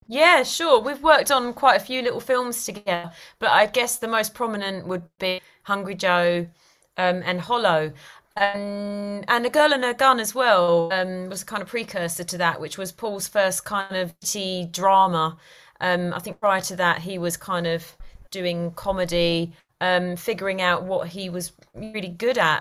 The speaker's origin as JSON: {"language": "English", "region": "London", "country": "United Kingdom", "moved": "as an adult", "lives_now": "Cotswolds, United Kingdom", "said": "I originate from London, from Easton, hence my accent"}